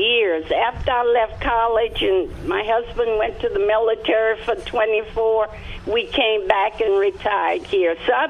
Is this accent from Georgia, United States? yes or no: no; Eunice, Louisiana, United States; accent: Louisiana; moved away as an adult; now in San Antonio, United States; I'm from Louisiana, and we call them vegetable pears.